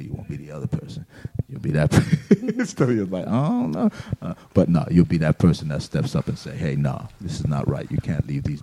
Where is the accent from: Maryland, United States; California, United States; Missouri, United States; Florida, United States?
Florida, United States; Miami; moved away as an adult; we're from Miami